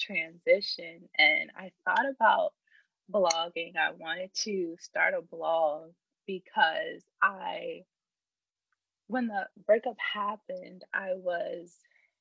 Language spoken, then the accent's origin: English; Richmond, Virginia, United States; I'm from Richmond, Virginia, born and raised.